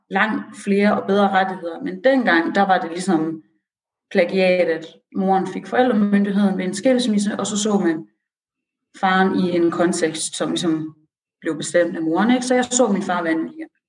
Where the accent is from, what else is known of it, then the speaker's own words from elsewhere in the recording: Aarhus, Central Denmark Region, Denmark; also born or lived in Iran; jeg er oprindelig fra Aarhus